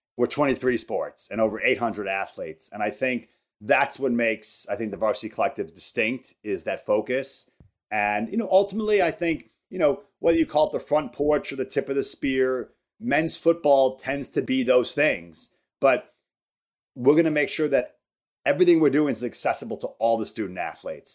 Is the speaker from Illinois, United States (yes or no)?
yes; outside Chicago, Illinois, United States; moved away as an adult; also born or lived in Wisconsin; I grew up outside Chicago.